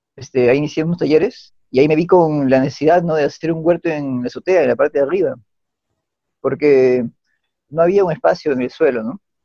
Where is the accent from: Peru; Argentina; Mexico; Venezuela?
Peru; Lima; yo como agrónomo limeño